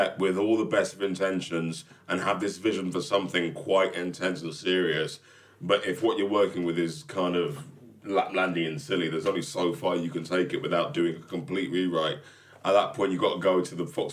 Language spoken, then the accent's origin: English; Nigeria; I'm Nigerian